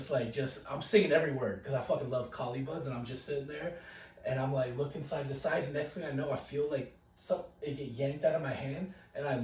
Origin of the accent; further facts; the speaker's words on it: San Diego, California, United States; I'm from San Diego too